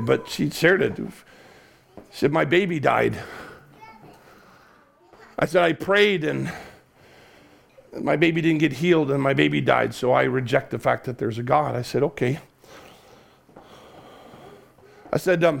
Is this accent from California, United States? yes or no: no; Chicago, Illinois, United States; now in Cardiff, United Kingdom; I grew up in the Chicago area